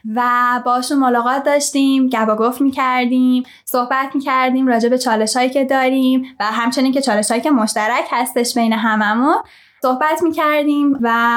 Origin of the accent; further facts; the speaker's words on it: Tehran, Tehran Province, Iran; moved away; در شهر تهران به دنیا اومدم بزرگ شدم